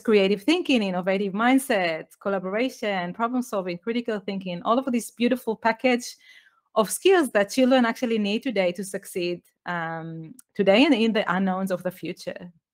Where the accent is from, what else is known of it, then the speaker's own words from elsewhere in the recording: Israel; English is a second language; moved away as an adult; also born or lived in United Kingdom; I was born in Israel. I grew up there